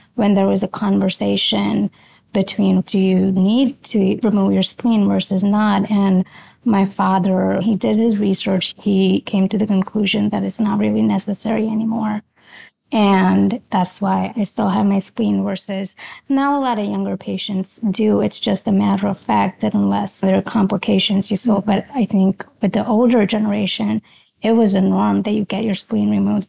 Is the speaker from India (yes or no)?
yes; India; moved away as an adult; now in Philadelphia, United States; I was born in India, transitioned over here after high school.